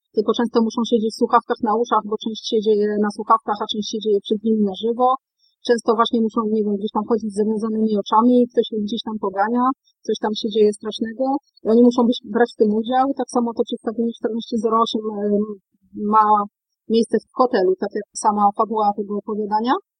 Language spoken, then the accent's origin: Polish; Wrocław, Lower Silesian Voivodeship, Poland; jako rodowita wrocławianka